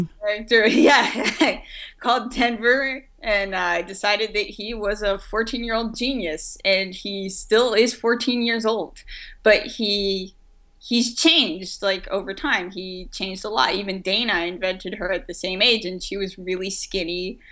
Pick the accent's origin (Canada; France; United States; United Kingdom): France; moved away; I grew up in France